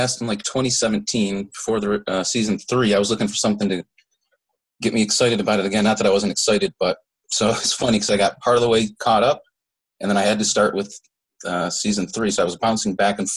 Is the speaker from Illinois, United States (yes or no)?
no; Syracuse, New York, United States; Syracuse, New York